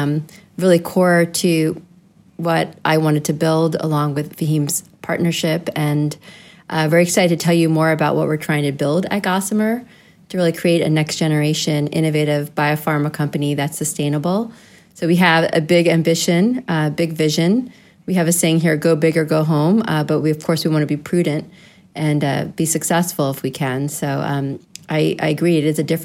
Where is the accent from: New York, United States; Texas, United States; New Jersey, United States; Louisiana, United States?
New Jersey, United States; also born or lived in Delaware; I was born and raised in the United States on the East Coast, born in Delaware and raised in New Jersey.